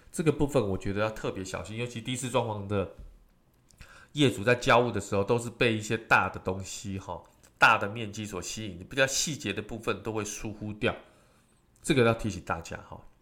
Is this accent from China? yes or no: no; Taiwan; 尤其我们台湾人喜欢吃火锅